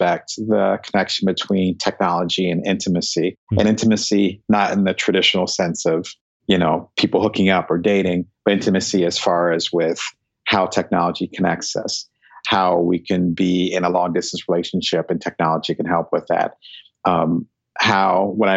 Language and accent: English; New Jersey, United States; also born or lived in Silicon Valley; now in Southern California, United States; I'm originally from New Jersey